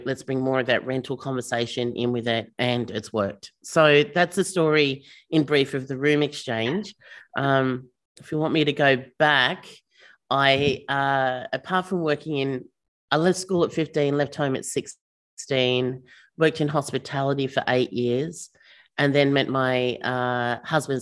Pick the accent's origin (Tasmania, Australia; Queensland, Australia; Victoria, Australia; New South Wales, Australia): Victoria, Australia; Melbourne; We're from Melbourne